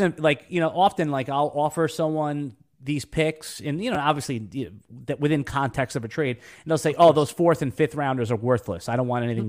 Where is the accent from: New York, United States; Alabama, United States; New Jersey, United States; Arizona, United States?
New York, United States; moved away as an adult; now in Jacksonville, United States; I'm a New Yorker, native New Yorker